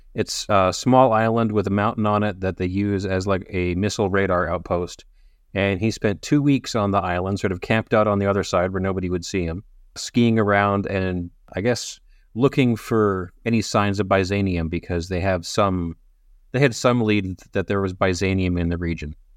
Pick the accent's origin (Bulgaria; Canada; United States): Canada; I'm Canadian